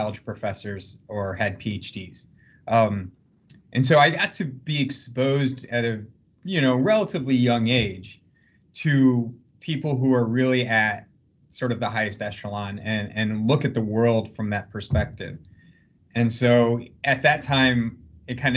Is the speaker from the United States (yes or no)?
yes; South Bend, Indiana, United States; moved away as an adult; I grew up actually in the shadow of the University of Notre Dame in South Bend, Indiana